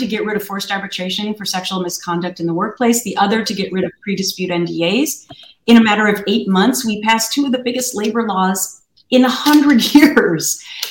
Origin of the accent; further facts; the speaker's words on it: Minnesota, United States; I grew up in Minnesota where people are really, really nice to each other and they don't sue a lot of people.